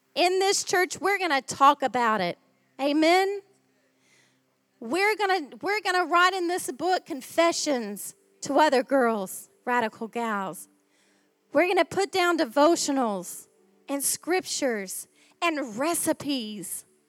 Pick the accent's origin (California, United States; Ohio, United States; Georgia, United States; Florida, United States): Ohio, United States; accent: American; moved away as an adult; now in Australia; my home state